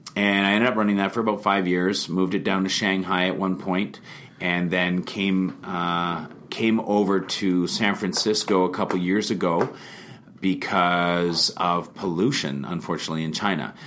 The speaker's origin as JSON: {"language": "English", "town": "Vernon", "region": "British Columbia", "country": "Canada", "tie": "born or raised there", "lives_now": "Kelowna, Canada", "said": "I was uh, born and raised in Vernon"}